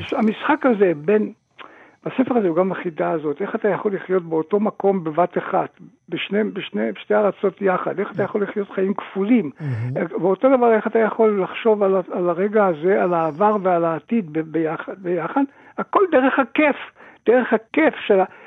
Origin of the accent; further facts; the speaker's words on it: Tripoli, Libya; moved away; גם אני נולדתי שם